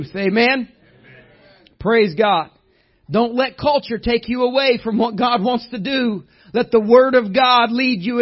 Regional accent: Indiana, United States; You don't have to talk to me very long to find out I'm from Indiana.

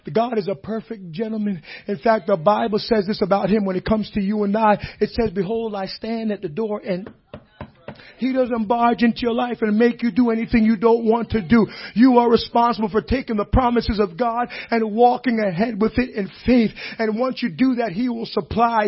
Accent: Jamaica; moved away; I grew up in Jamaica

